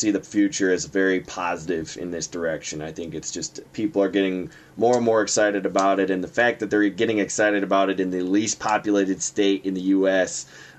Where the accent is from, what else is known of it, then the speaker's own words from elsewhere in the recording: Chicago, Illinois, United States; now in Wyoming, United States; I'm from Chicago originally